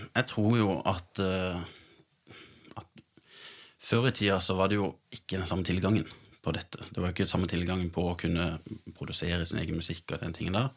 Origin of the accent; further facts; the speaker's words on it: Sørlandet, Norway; Jeg er sørlending